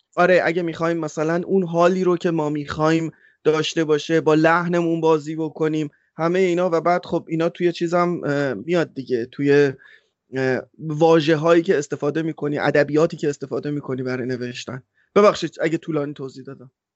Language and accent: Persian; Iran; moved away; ما آخر ایرانیم